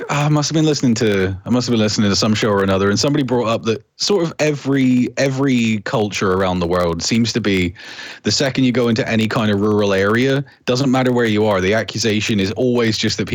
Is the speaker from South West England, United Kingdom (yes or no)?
yes; Plymouth, South West England, United Kingdom; I grew up actually most of my life in Plymouth